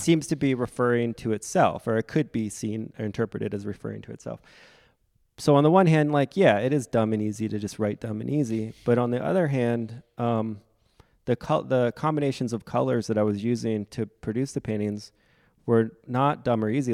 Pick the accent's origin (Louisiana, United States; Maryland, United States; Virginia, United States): Maryland, United States; Frederick; moved away; also born or lived in New York / Providence; I'm from Frederick, Maryland